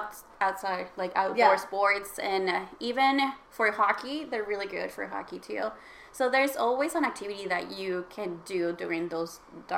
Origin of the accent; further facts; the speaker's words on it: Alaska, United States; also born or lived in Mexico; now in Vancouver, Canada; I was born in Mexico, but I was raised in Alaska